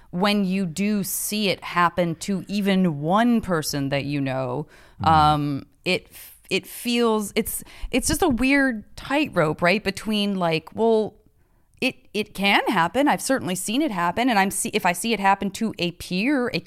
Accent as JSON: {"language": "English", "region": "Arizona", "country": "United States", "said": "I'm from Arizona."}